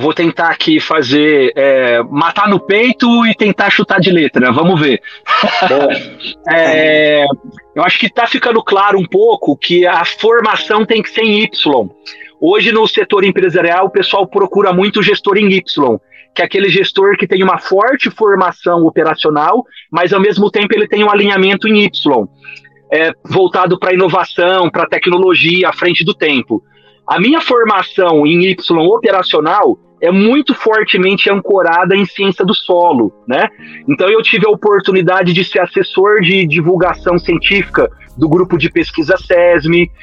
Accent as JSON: {"language": "Portuguese", "town": "Ribeirão Preto", "region": "São Paulo", "country": "Brazil", "tie": "born or raised there", "said": "Eu estudei no Fábio Barreto e no Otoni Almota e Guimarães Júnior. São três escolas que tem aqui no centro de Ribeirão Preto. Eu morava na periferia É um bairro chamado Simeone."}